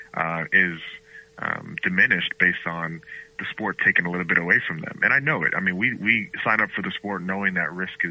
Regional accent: Galloway, New Jersey, United States; also born or lived in Bahamas; now in Boston, United States; grew up in South Jersey, a town called Galloway, right outside of Atlantic City

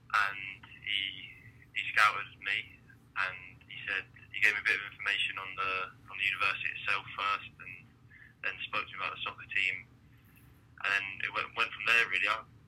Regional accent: Jersey; And I pretty much grew up, was introduced to the game about 8 years old, and I represented Jersey

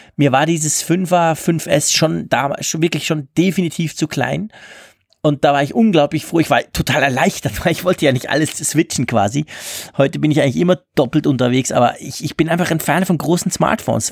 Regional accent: Switzerland; bei uns in der Schweiz

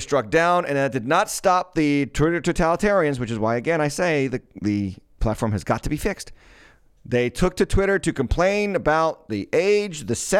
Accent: Massachusetts, United States; I didn't grow up in Ludlow, but Ludlow was about two towns over.

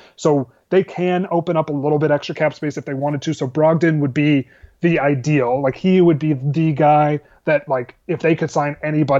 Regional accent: Atlanta, Georgia, United States; born there; now in San Diego, United States; I was born in Atlanta, but I didn't grow up with the Hawks really

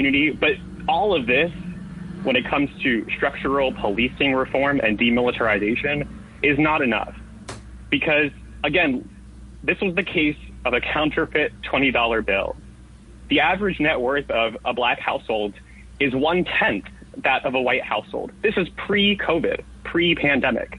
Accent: New York City, New York, United States; I'm the son of immigrants born and raised in New York's 10th District on the border of Hell's Kitchen and the Upper West Side

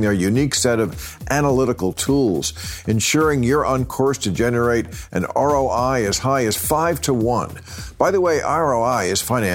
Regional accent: New Jersey, United States; I'm from New Jersey

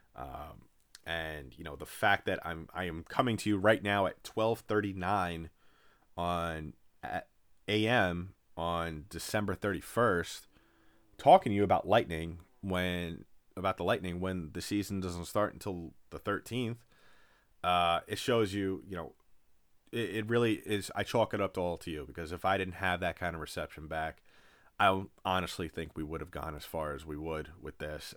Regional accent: New York, United States; I'm a native New Yorker. I, I was born and raised in New York

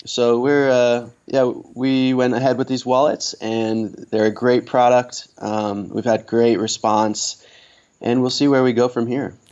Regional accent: Old Lyme, Connecticut, United States; moved away as an adult; also born or lived in Vermont / Marshall Islands; now in Kosrae, Micronesia; I'm originally from Old Lyme, Connecticut. Um, I grew up there

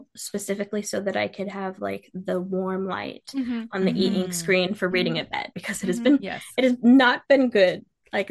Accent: Seattle, Washington, United States; I am from Washington, like Seattle area

